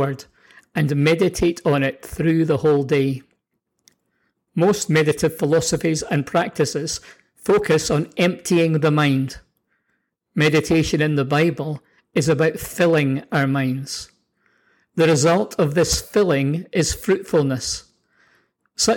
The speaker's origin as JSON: {"language": "English", "region": "Scotland", "country": "United Kingdom", "tie": "born or raised there", "also_born_or_lived": "New Zealand", "moved": "yes", "lives_now": "Canada", "said": "growing up in Scotland"}